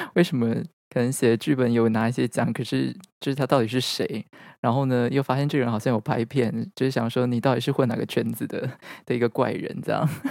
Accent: Taichung, Taiwan; 因为我是台中人

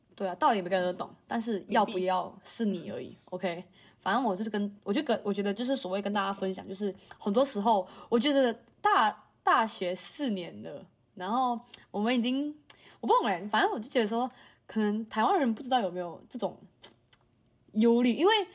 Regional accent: Malaysia; moved away as an adult; now in Taiwan; 我们马来西亚人会想要留在台湾工作，原因是因为薪资问题

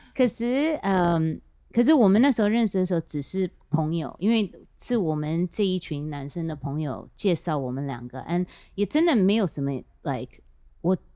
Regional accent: United States; also born or lived in Taiwan; 我是在美国出生长大的，可是我这几年都会常常回来台湾

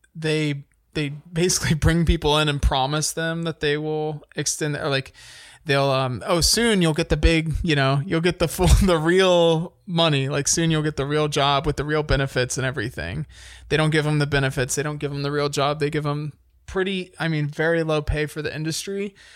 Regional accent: United States; as an American

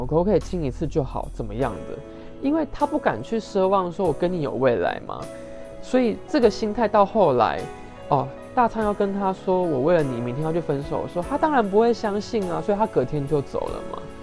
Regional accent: Taiwan; 我们台湾人

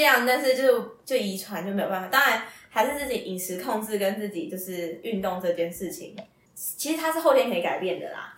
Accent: Taipei, Taiwan; also born or lived in Taichung; 我是台北人

